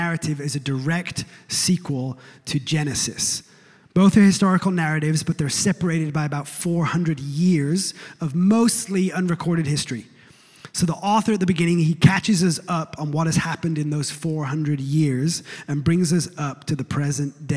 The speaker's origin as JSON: {"language": "English", "region": "England", "country": "United Kingdom", "tie": "born or raised there", "moved": "yes", "lives_now": "United States", "said": "I was born in England, a few weeks ago, after 16 years of living in these United States, I can say that I've become a citizen of this land"}